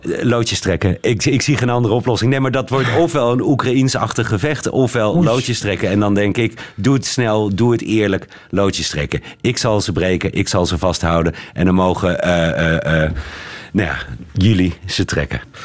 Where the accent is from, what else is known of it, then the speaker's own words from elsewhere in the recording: Belgium; Zo zijn wij Belgen